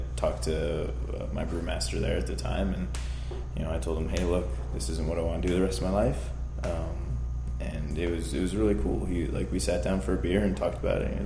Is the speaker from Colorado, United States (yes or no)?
no; San Diego, California, United States; also born or lived in Baldwinsville, New York; now in Los Angeles, United States; I'm from San Diego